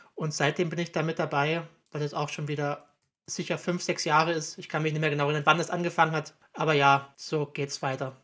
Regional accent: Zittau, Saxony, Germany; moved away as an adult; now in Vienna, Austria; in Zitter und Umgebung, wo ich herkomme

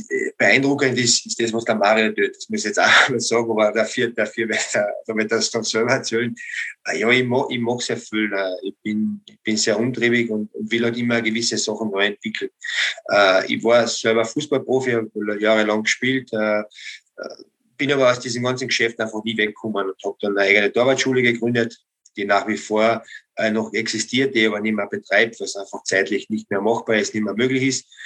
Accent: Austria; man kann als Österreicher sehr zufrieden

